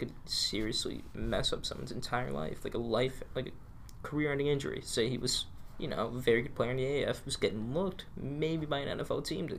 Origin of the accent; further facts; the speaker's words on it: New Jersey, United States; We're both from New Jersey.